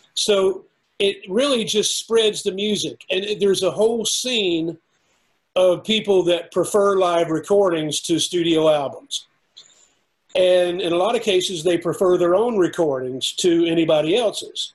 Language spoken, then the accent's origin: English; United States; local musicians in my hometown